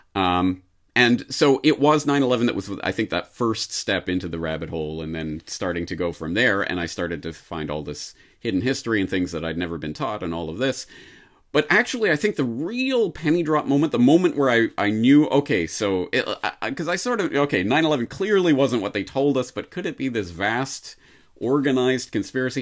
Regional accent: Canada; now in Japan; a Canadian in Japan

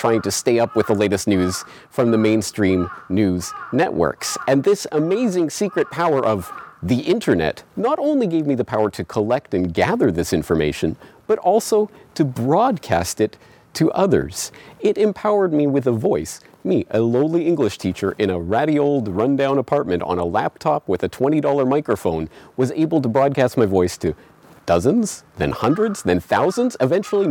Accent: Canada; now in Japan; I am Canadian, I was born and raised in Canada, but I don't live in Canada. I live here, in Japan

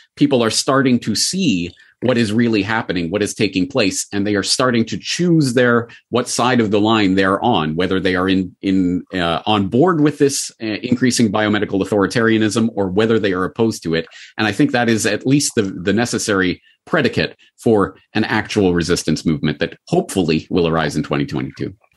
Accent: Calgary, Alberta, Canada; my hometown of Calgary

